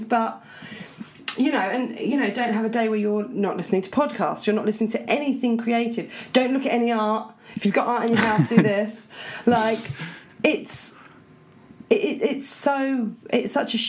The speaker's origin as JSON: {"language": "English", "town": "Portsmouth", "region": "South East England", "country": "United Kingdom", "said": "we're just from Portsmouth forever"}